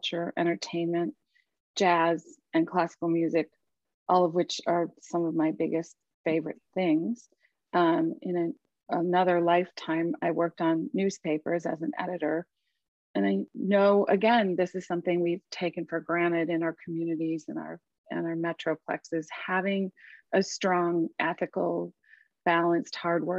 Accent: Chicago, Illinois, United States; moved away as an adult; also born or lived in Minneapolis, Minnesota; now in Sarasota, United States; I live in the Sarasota area and grew up in Chicago, which maybe you'll hear in my mild accent

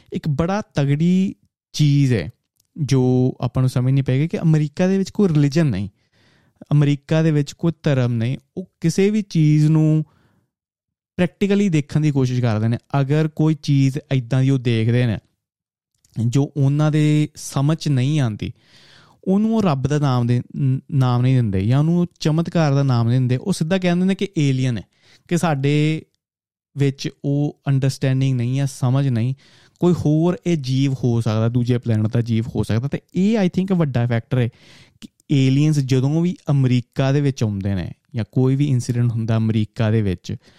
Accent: 70-80 km from Harmandir Sahib, Punjab, India; 70 80 kilometre ਦੂਰ ਸਾਡਾ ਪਿੰਡ ਦੇ ਹਰਮੰਦਰ ਸਾਹਿਬ ਤੋਂ

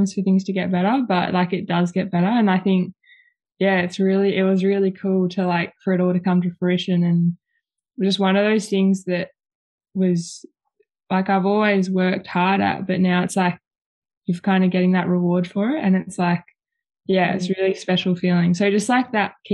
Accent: Preston, Victoria, Australia; So I grew up in Preston, Victoria, and I'm still living in Preston

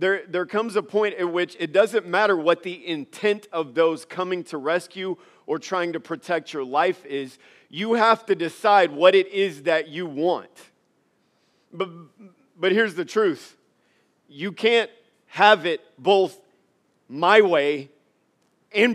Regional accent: Louisiana, United States; moved away; also born or lived in Alexandria, Louisiana; I was born and raised and spent most of my life in Louisiana.

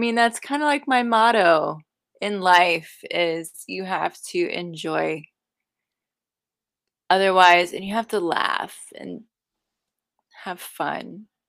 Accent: United States; Where is that? Sorry, I'm American.

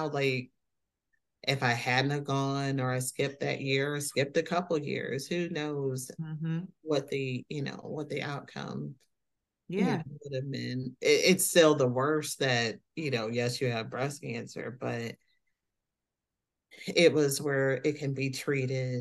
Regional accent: South Haven, Michigan, United States; I am from South Haven, Michigan, a little town

